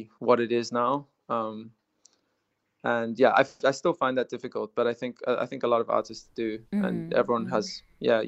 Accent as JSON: {"language": "English", "country": "South Africa", "said": "we're staying South African, in as much as we have been South African, we're staying that way inside"}